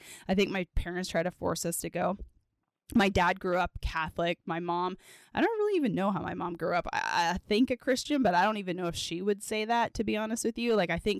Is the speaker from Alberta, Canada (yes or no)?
yes; Edmonton, Alberta, Canada; I grew up in Edmonton, Alberta, Canada.